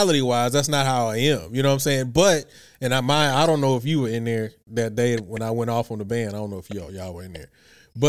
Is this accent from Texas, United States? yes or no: yes; Houston, Texas, United States; moved away as an adult; also born or lived in Norfolk; I grew up, born and raised in Houston